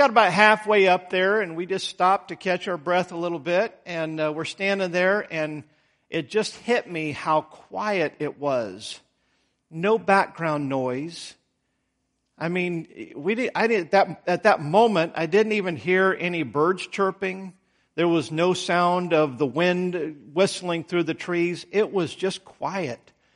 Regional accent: Idaho, United States; now in Troutman, United States; I grew up in Idaho out in the country

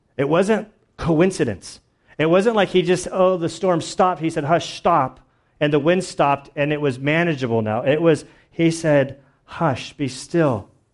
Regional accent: United States; We as American Christians are in the super minority

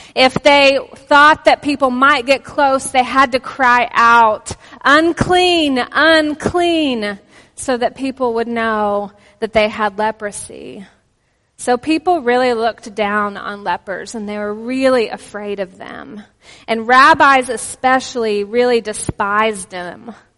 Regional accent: Texas, United States; accent: Texan; also born or lived in Oklahoma; now in Pennsylvania, United States; we're originally from Texas and Oklahoma

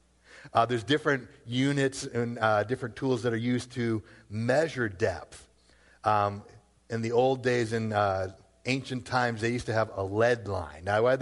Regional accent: Worcester, Massachusetts, United States; I grew up in Worcester. What do you want from me?

